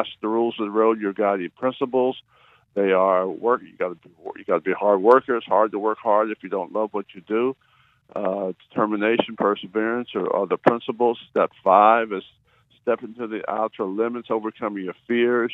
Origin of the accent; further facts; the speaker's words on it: Wildwood, New Jersey, United States; I'm from Wildwood